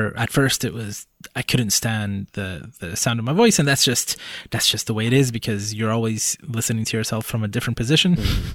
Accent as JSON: {"language": "English", "country": "Puerto Rico", "tie": "born there", "said": "does it matter to someone that I'm Hispanic, that I was born in Puerto Rico?"}